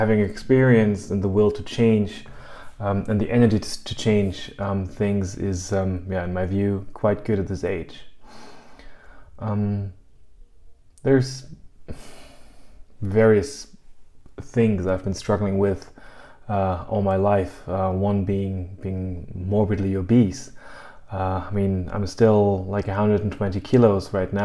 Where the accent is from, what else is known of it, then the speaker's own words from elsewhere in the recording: Germany; also born or lived in United States; I'm from Germany originally, and I'm living in Germany